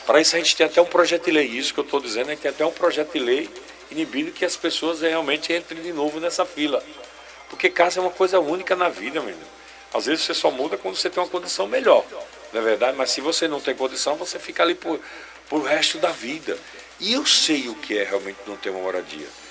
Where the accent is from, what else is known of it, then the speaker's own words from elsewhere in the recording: Itabaiana, Sergipe, Brazil; Eu sou de Itabaiana. Eu sou de Itabaiana. Está no meu sangue empreender